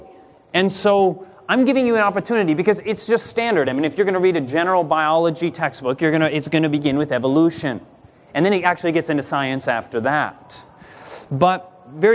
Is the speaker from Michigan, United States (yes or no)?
yes; Grand Rapids, Michigan, United States; I was born in Grand Rapids, Michigan